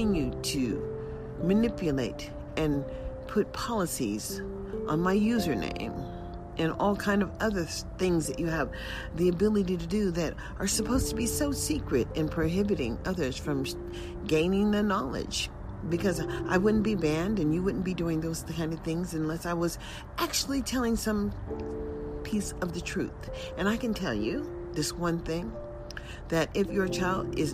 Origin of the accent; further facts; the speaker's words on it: United States; also born or lived in Las Vegas; as an American citizen